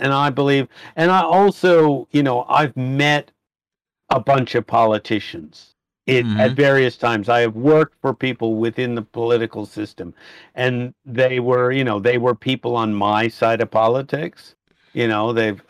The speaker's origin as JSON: {"language": "English", "country": "United States", "accent": "American", "moved": "as an adult", "lives_now": "Australia", "said": "You may have noticed from the accent, I am an American, but I've lived here in Australia for 30 years"}